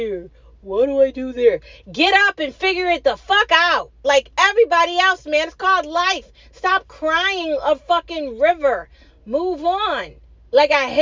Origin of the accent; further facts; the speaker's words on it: United States; Born and raised here, gonna die here, American